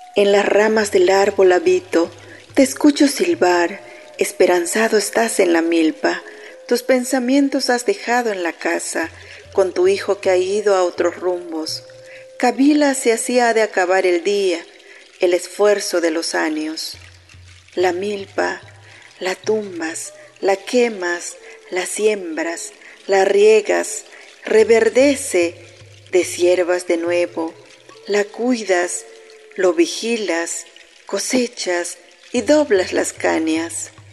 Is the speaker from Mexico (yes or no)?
yes; Kinil, Yucatán, Mexico; yo soy originaria de Quinil, del municipio de Tecash, Yucatán